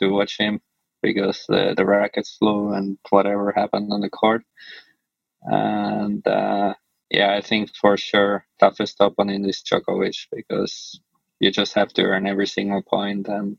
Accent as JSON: {"language": "English", "country": "Finland", "tie": "born or raised there", "also_born_or_lived": "Switzerland", "moved": "yes", "said": "I grew up in Finland, and then I lived like 7 years in Switzerland"}